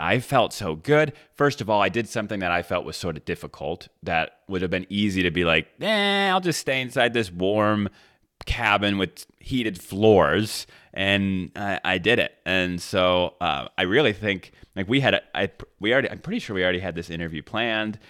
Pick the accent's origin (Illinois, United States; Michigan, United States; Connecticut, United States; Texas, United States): Michigan, United States; when I was a kid, I grew up in Michigan